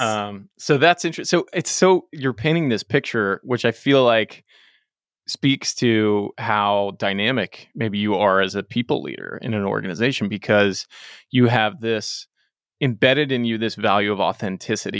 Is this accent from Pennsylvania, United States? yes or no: no; Dallas, Texas, United States; also born or lived in London, England / Los Angeles / New York; I just moved back home to Dallas, where I grew up after spending some time in L A and New